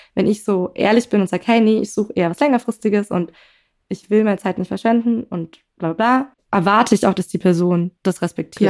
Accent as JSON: {"language": "German", "region": "Berlin", "country": "Germany", "said": "ich komme aus Berlin"}